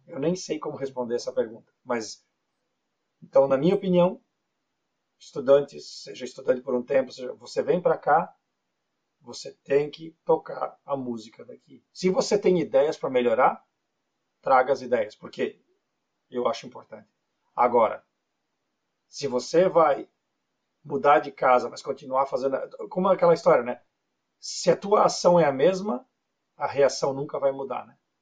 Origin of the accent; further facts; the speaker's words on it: Brazil; moved away as an adult; also born or lived in Florianópolis; now in Canada; Eu nasci no Brasil, eu morei a maior parte da minha vida no Brasil